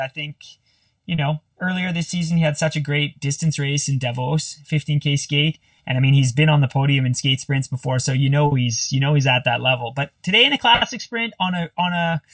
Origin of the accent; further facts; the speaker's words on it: Canada; I'm Canadian